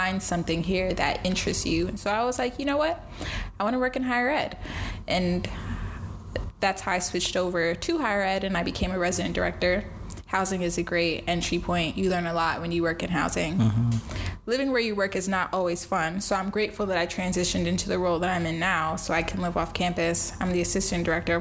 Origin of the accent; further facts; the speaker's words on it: New York City, New York, United States; moved away as an adult; also born or lived in Vermont / Jamaica (family); Born and raised in the Bronx until I went to undergrad at the University of Vermont